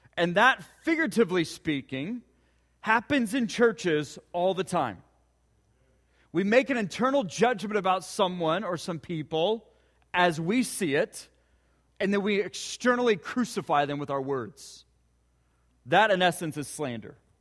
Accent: Ponca City, Oklahoma, United States; growing up in Ponca City.

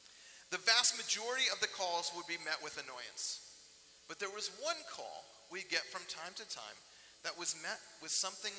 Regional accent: Fairfax County, Virginia, United States; We grew up in Fairfax County

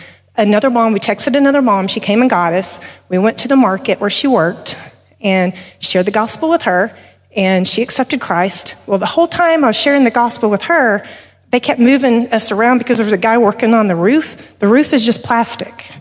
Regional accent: Texas, United States; we're from Texas

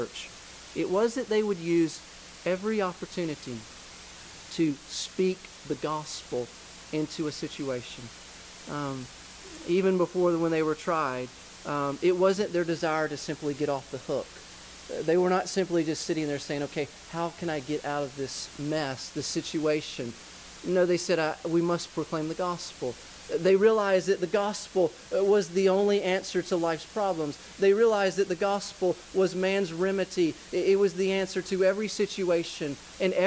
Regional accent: Georgia, United States; I'm from Georgia. I love the South. I'm a kind of a deep Southern kind of guy

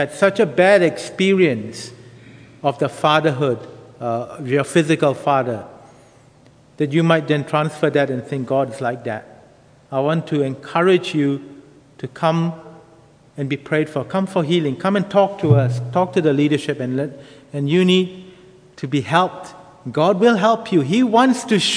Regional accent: Singapore; moved away as an adult; also born or lived in United Kingdom; now in Bangkok, Thailand; I grew up in Singapore, and a family going to church, a local Anglican church

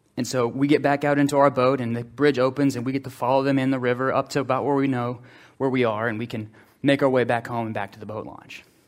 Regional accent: Slidell, Louisiana, United States; we grew up in Slidell

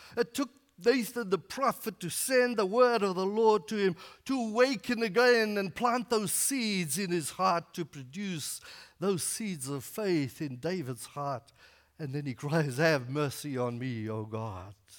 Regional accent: Northern KwaZulu-Natal, South Africa; moved away; I grew up in Northern KwaZulu-Natal, which is in South Africa

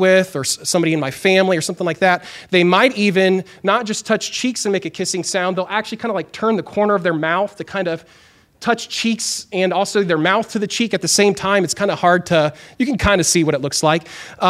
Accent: Chile; I grew up in Chile, South America, and my parents were missionaries there.

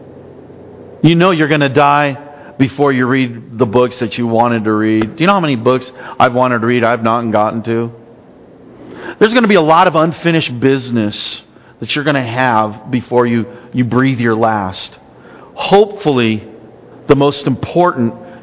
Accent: United States

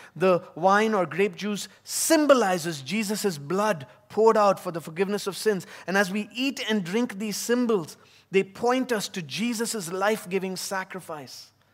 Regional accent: Chennai, Tamil Nadu, India; also born or lived in United States; now in Abu Dhabi, United Arab Emirates; my time growing up in South India, in the city of Chennai.

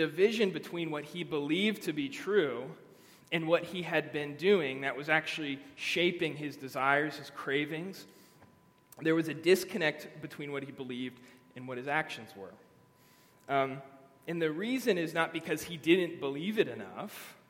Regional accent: Virginia, United States; also born or lived in Germany; I grew up in Northern Virginia mostly, a lot of places, but Northern Virginia for middle school and high school. We came from Germany

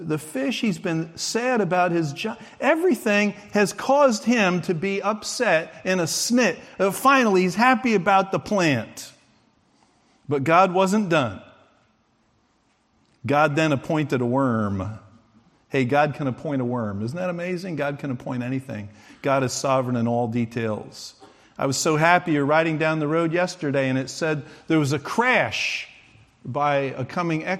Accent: United States; I'm an American

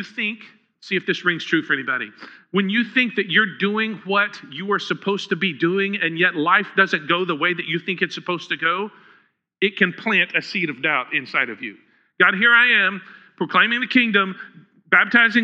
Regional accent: Huntsville, Texas, United States; I grew up in Huntsville

